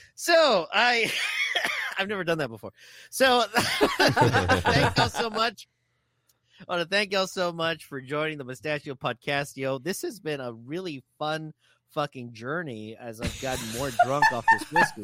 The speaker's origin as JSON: {"language": "English", "region": "Texas", "country": "United States", "said": "they know I'm from Texas."}